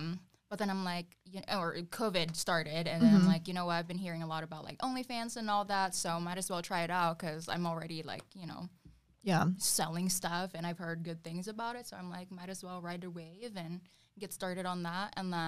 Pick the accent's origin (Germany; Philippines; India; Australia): Philippines; now in Phoenix, United States; I'm 23 years old. I'm from Phoenix, Arizona. Well, originally from the Philippines.